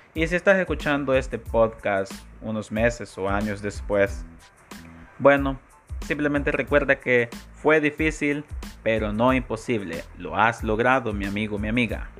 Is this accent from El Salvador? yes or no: yes; El Salvador; en mi país, El Salvador